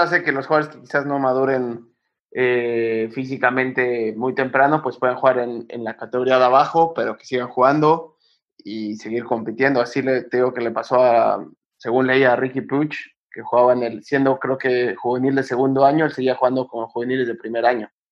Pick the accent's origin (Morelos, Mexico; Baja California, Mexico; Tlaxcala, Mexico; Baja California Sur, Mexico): Morelos, Mexico; Cuernavaca; moved away as an adult; also born or lived in Netherlands / Mexico City; now in Spain; Empecé en Cuernavaca, yo soy de Cuernavaca y empecé ahí, em, cuando yo tenía nueve años